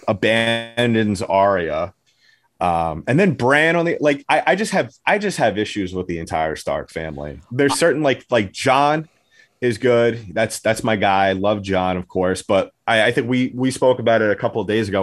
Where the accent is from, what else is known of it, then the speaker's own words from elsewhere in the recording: New York, United States; I am from New York.